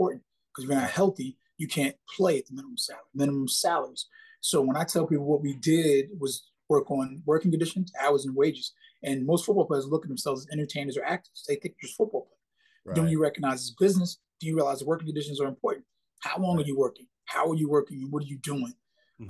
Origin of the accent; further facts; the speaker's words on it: New York, United States; Growing up in New York, football is not really big. It's really a basketball state